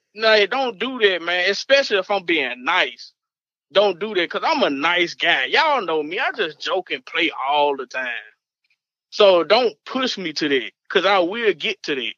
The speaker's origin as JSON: {"language": "English", "region": "Arkansas", "country": "United States", "said": "I'm from Arkansas"}